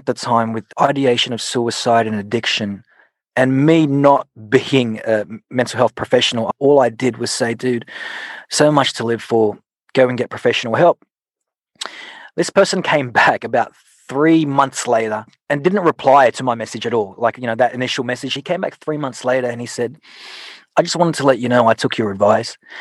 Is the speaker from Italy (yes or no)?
no; Sydney, New South Wales, Australia; also born or lived in Philippines; my mum actually taught me to love music at a young age in the Philippines and then growing up in Sydney